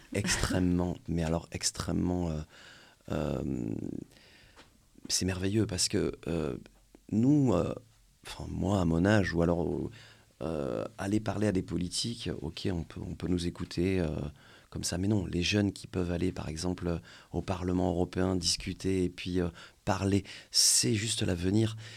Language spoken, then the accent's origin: French; France; chez nous en France